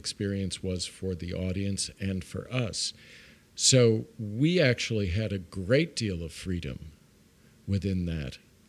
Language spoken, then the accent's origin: English; Brooklyn, New York, United States; I grew up in Brooklyn. I grew up in Brooklyn Heights, which is right across the bridge.